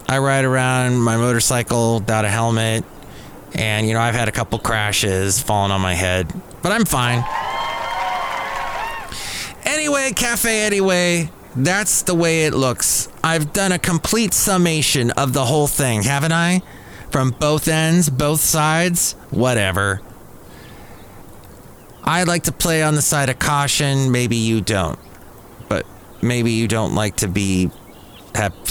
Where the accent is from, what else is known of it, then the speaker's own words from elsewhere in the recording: United States; as an American